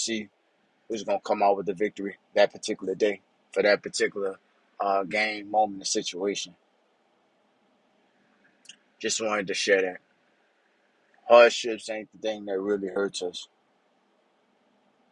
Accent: Louisiana, United States; moved away as an adult; I'm from Louisiana. Growing up, hurricanes was a major thing in Louisiana

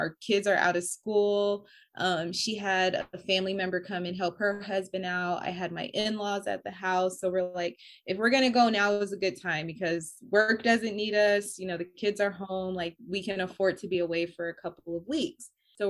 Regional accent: New York, United States; And you know, we're from New York. Our families are from New York.

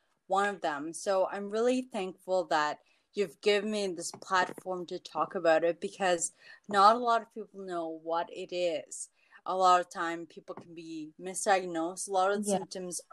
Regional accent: Toronto, Ontario, Canada; I am from Toronto

